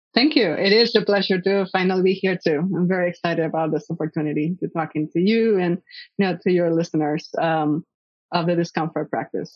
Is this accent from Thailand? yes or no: no; Puerto Rico; I was uh, born and raised in Puerto Rico